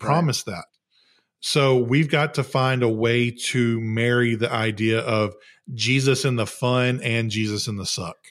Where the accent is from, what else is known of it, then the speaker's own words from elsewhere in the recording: the South, United States; I'm from the South